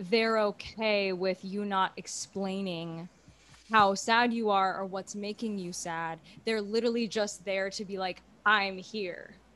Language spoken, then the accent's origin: English; Houston, Texas, United States; I'm from Houston, Texas